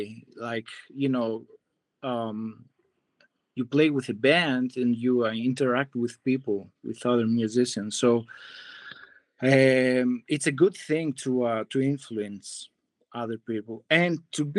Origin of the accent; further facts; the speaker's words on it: Greece; moved away as an adult; also born or lived in Hollywood, United States; now in United States; I'm from Greece. I grew up there.